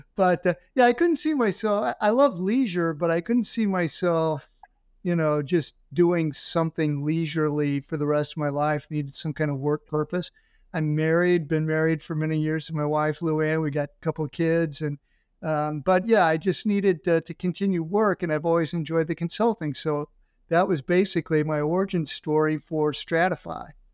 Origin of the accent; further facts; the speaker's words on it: St. Louis, Missouri, United States; moved away as an adult; also born or lived in Florida / Ohio; I'm from Saint Louis